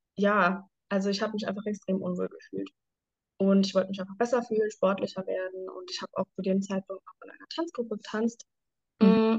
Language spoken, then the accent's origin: German; Germany; ich komme aus Deutschland